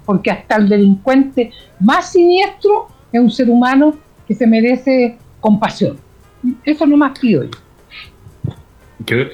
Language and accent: Spanish; Chile; somos los chilenos